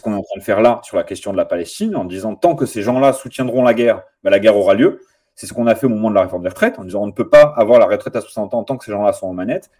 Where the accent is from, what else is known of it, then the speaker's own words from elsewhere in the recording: Nanterre, Île-de-France, France; moved away as an adult; now in Grenoble, France; je viens de Nanterre, je suis passage à Grenoble pour quelques temps, mais, mais je, ma ville c'est Nanterre